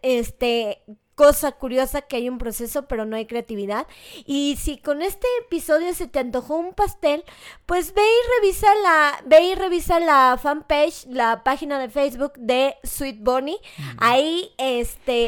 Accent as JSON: {"language": "Spanish", "country": "Mexico", "said": "nos pasa como mexicano"}